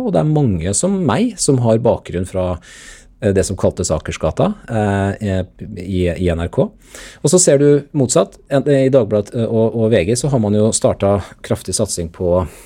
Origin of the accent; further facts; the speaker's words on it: Sarpsborg, Østfold, Norway; moved away; før NTB i lokalavisa hjemme i Sarpsborg